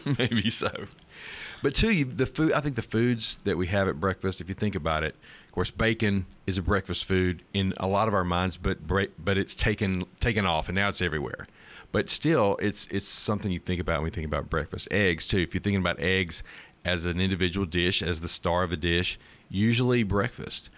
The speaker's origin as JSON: {"language": "English", "town": "Starkville", "region": "Mississippi", "country": "United States", "tie": "born or raised there", "said": "I grew up here in Starkville"}